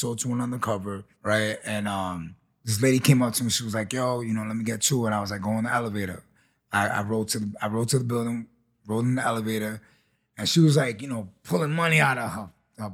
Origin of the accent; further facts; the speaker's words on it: New York City, New York, United States; growing up in Chelsea